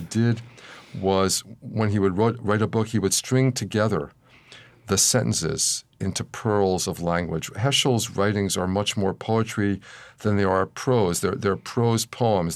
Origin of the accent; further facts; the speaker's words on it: Philadelphia, Pennsylvania, United States; when I was a child, growing up in Philadelphia in the nineteen fifties.